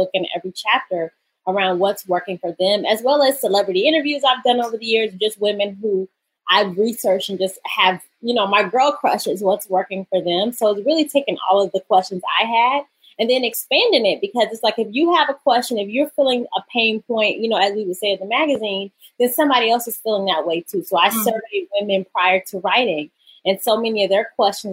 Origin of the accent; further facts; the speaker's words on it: Atlanta, Georgia, United States; moved away as an adult; now in New York City, United States; I'm from, born and raised in Atlanta